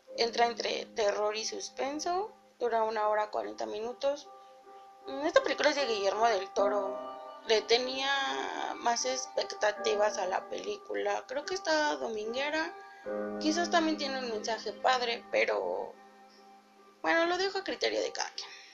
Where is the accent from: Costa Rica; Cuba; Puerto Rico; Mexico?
Mexico; Mexico City; yo vivía aquí en la Ciudad de México, crecí en la Ciudad de México, pero mi mamá cuando yo estaba chiquita compró casa en el Estado de México.